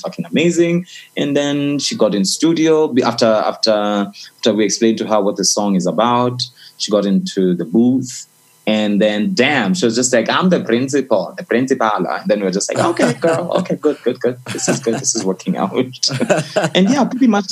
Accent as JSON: {"language": "English", "country": "Kenya", "said": "I'm from Africa. I am African first and Kenyan second."}